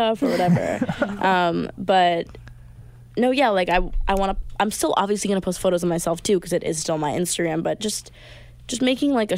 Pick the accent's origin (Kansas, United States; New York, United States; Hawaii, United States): New York, United States; Long Island; I'm also playing in my hometown